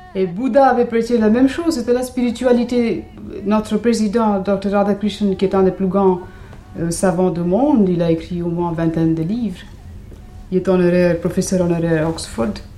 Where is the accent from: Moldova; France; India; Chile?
India; moved away